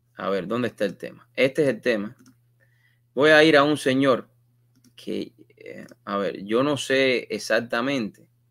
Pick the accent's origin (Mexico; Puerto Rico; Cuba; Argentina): Cuba; moved away; Cuando yo salí de Cuba